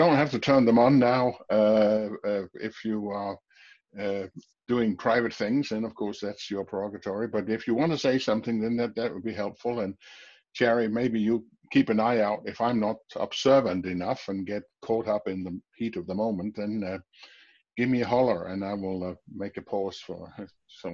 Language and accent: English; Denmark; I'm from Denmark, speaking from Denmark now, my home office